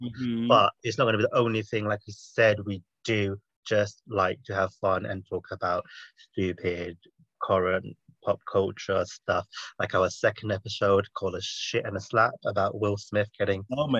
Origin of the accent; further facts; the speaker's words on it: England, United Kingdom; now we're back in our home countries, England and America